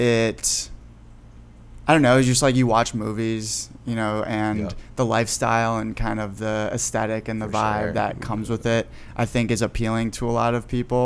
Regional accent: Chicago, Illinois, United States; I grew up in Chicago in the city

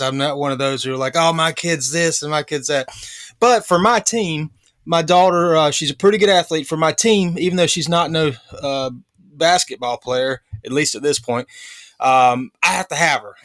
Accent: North Carolina, United States; we're from North Carolina

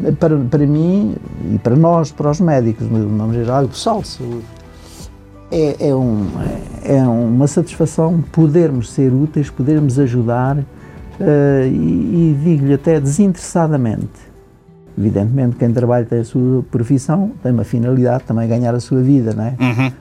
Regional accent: Rio Maior, Centro, Portugal; eu sou natural do, do Conselho de Rio Maior, portanto, de um conselho agrícola, de famílias

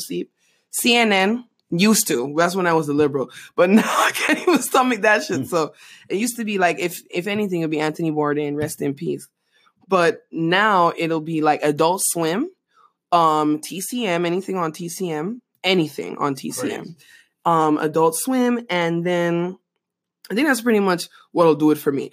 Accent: Panama; now in United States; Growing up in Panama

